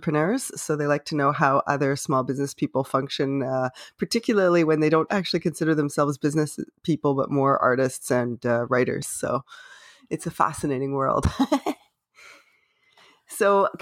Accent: Canada; I am unapologetically Canadian

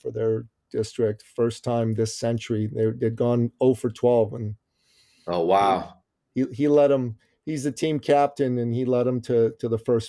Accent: Toronto, Ontario, Canada; I live in Toronto. I'm a Torontonian. I went to the University of Toronto for my undergraduate.

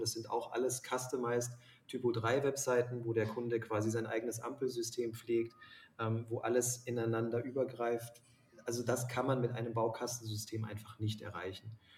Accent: Lake Constance, near the Swiss border, Baden-Württemberg, Germany; now in Munich, Germany; bin quasi am Bodensee ähm, groß geworden und an der Schweizer Grenze

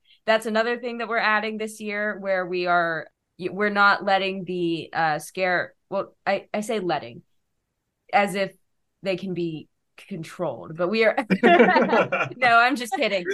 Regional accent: Georgia, United States; two people who were born and raised in Georgia

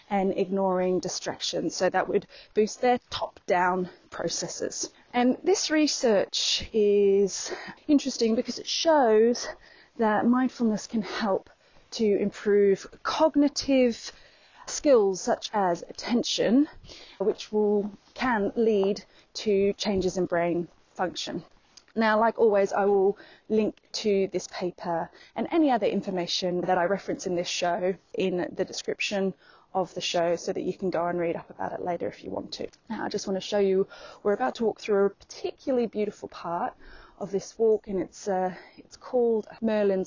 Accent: Queensland, Australia; moved away; back in my hometown in Queensland, in Australia

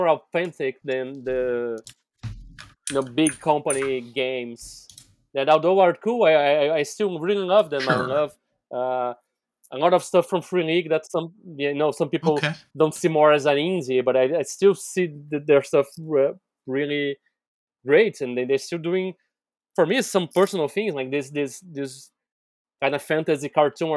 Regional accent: Brazil; I'm here from Brazil

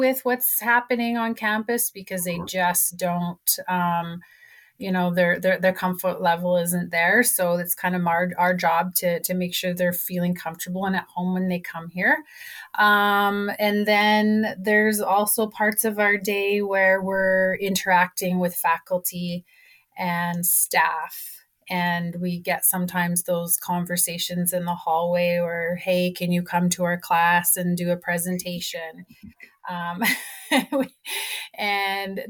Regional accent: Kainai, near Lethbridge, Alberta, Canada; I am Blackfoot from Kainai, which is very close here to Lethbridge

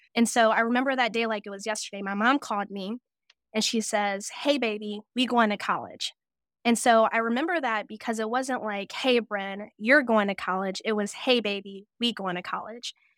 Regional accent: Cleveland, Tennessee, United States; moved away as an adult; also born or lived in Toledo, Ohio; I was born in Toledo, Ohio, but I was raised in the middle of nowhere, Tennessee, Cleveland, Tennessee

